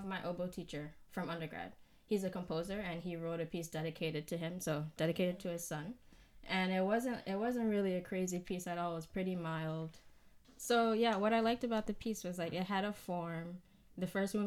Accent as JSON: {"language": "English", "town": "New York City", "region": "New York", "country": "United States", "moved": "as an adult", "lives_now": "Rochester, United States", "said": "I'm from Queens, New York"}